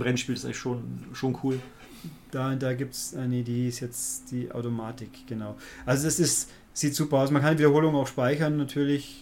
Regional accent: Germany; bei uns in Deutschland

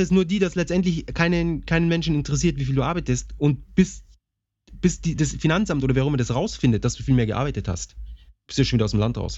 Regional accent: Bavaria, Germany; wie man sie bei uns in Bayern nennt, Krapfen.

